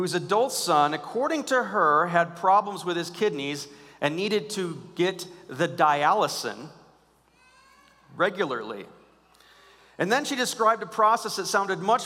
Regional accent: United States; I'm an American

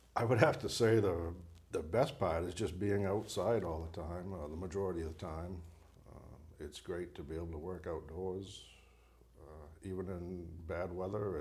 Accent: Bangor, Maine, United States; I was born and raised in Bangor, Maine

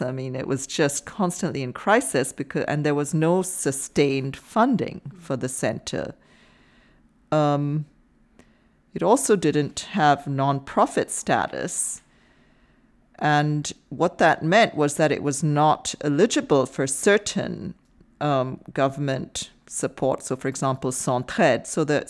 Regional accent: India; I mean, I happen to know, because I'm from India

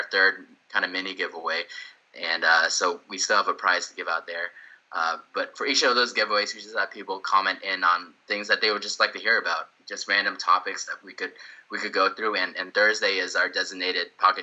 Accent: Houston, Texas, United States; also born or lived in Sugar Land, Texas; live in Houston, born and raised in Houston, and residing specifically in Sugarland, Texas now

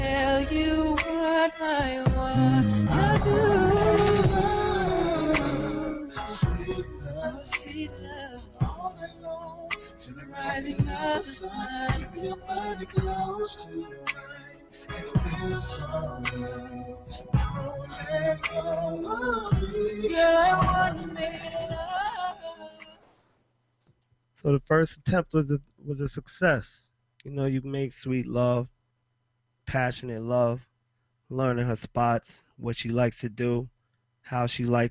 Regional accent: Jamaica; I'm Jamaican

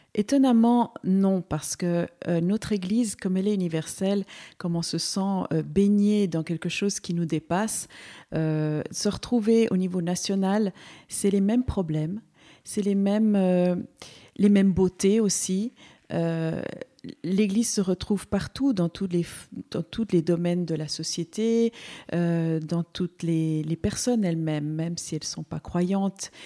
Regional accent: Valais, Switzerland; also born or lived in Seville, Spain; now in Neuchâtel, Switzerland; je suis andalouse, donc euh, je suis une migrante en fait. Je suis née à Séville, mais je suis arrivée petite en Suisse. Alors ici, mon cœur est en Valais. C'est un peu mon canton où j'ai, grandi

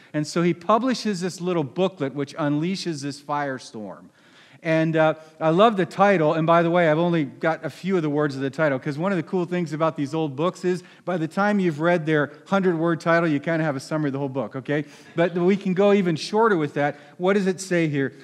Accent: Philadelphia, Pennsylvania, United States; I'm from Philadelphia

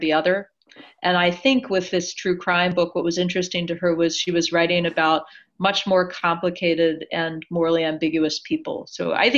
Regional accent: Maryland, United States; I live not far from where I grew up in Maryland, and I grew up in and still live in a small town

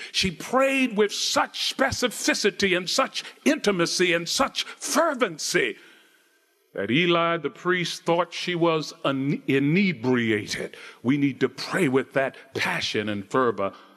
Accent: Baltimore, Maryland, United States; I grew up in Baltimore, Maryland.

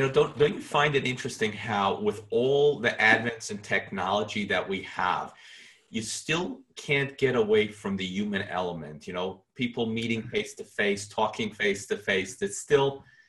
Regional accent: New York, United States; being a New Yorker

